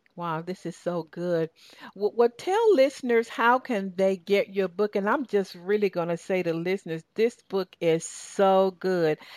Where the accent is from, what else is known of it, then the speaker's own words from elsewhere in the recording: Southern Georgia, United States; accent: Southern Georgia; my Southern Georgia accent